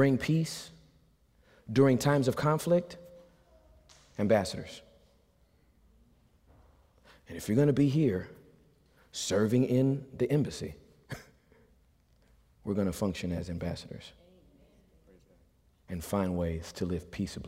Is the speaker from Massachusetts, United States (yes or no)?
no; Southern California, United States; I'm from California. We retaliate in Southern California